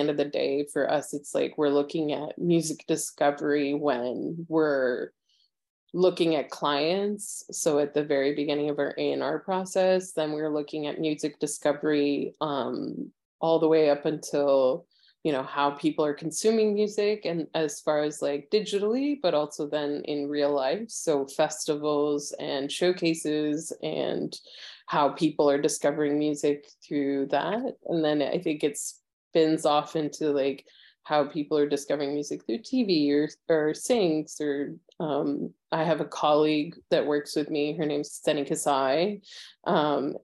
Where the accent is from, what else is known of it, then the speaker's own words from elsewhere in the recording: Atlanta, Georgia, United States; moved away; also born or lived in Chicago / Montreal; I'm from Atlanta originally, and then I live between Chicago and Montreal